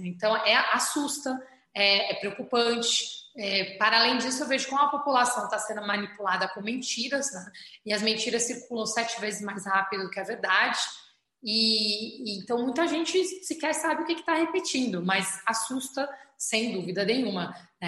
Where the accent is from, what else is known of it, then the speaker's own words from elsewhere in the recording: São Paulo, Brazil; also born or lived in Alto de Pinheiros, São Paulo; eu nasci na Vila das Belezas, no Campo Limpo. Hoje eu moro em Alto de Pinheiros